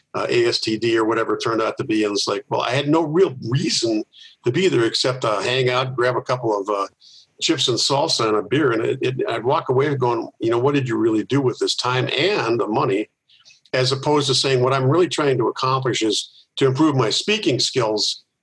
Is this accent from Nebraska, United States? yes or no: no; Milwaukee, Wisconsin, United States; I, have lived here most of my life. I was born in Milwaukee.